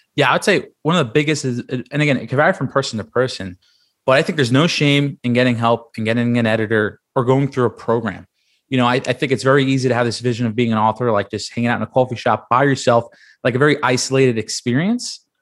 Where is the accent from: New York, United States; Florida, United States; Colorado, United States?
New York, United States; New York City; moved away as an adult; also born or lived in Penn State; I grew up in Staten Island, New York